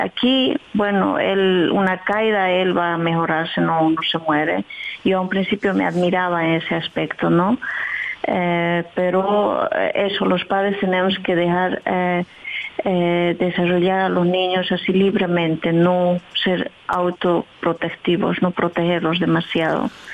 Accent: southern Bolivia, Bolivia; now in Netherlands; Yo soy de Bolivia, soy del sur de Bolivia, que se llama Pisa, y vivo por aquí a 21 años

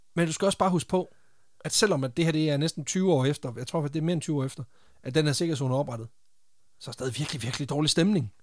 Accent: Randers, Central Denmark Region, Denmark; jeg er fra Randers

